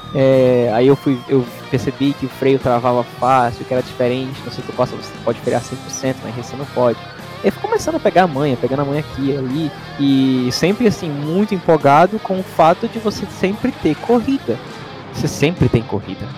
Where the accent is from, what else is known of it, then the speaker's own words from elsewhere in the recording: Aracaju, Sergipe, Brazil; moved away as an adult; now in Montreal, Canada; sou de Aracaju, Sergipe, no Brasil, e agora moro em Montreal, no Canadá